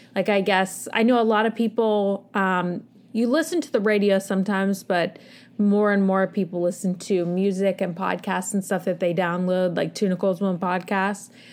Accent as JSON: {"language": "English", "country": "United States", "said": "as an American society"}